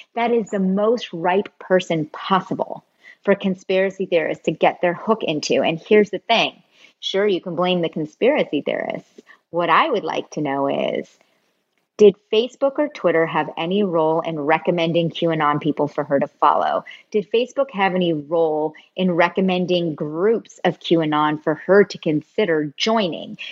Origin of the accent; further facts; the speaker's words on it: Bay Area, California, United States; I grew up I grew up in the Bay Area